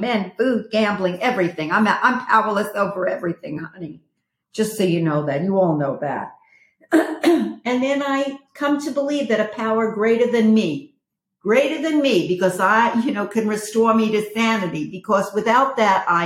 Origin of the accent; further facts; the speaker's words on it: New York, United States; moved away; I'm from New York